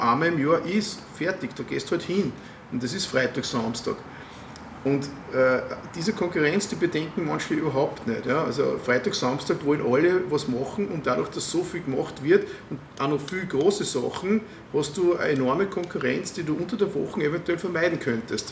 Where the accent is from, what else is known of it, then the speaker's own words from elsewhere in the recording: Waldviertel, Lower Austria, Austria; ich komme aus dem Waldviertel